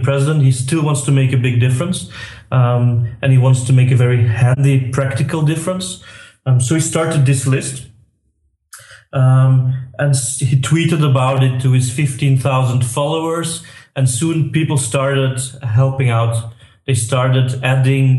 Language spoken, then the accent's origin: English; Belgium; I'm from Belgium, as you might hear from my accent